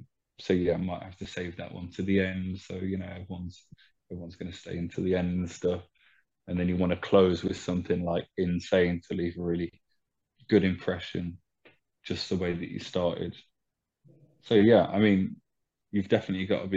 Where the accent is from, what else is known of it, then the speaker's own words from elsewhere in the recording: Leicester, East Midlands, United Kingdom; moved away as an adult; now in France; I'm from Leicester myself, it's a place where I played my very first show ever